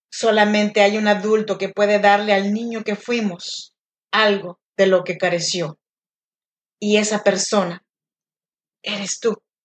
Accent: Chinantla region, Oaxaca, Mexico; now in Sacramento, United States; yo soy nacida en Oaxaca, México, en la región de Chinantecos, pero yo vivo y grabo este podcast desde Sacramento, California

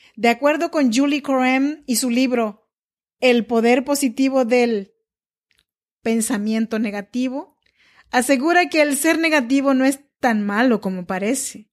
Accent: Chinantec region, Oaxaca, Mexico; now in Sacramento, United States; Soy nacida en Oaxaca, México, en la región chinanteca. Pero yo vivo y grabo este podcast desde Sacramento, California

